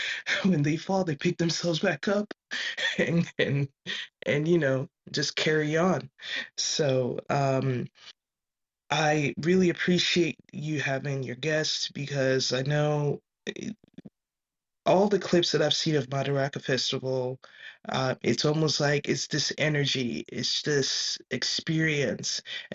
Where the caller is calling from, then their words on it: California, United States; This is when I'm speaking from California.